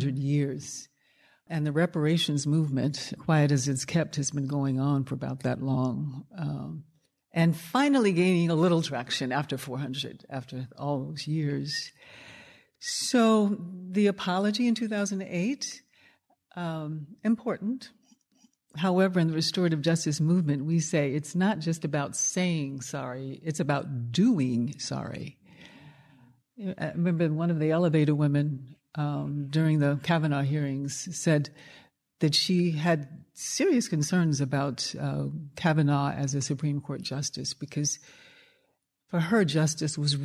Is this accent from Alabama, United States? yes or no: yes; Birmingham, Alabama, United States; having been born in Birmingham, Alabama, which we called Bombingham, Alabama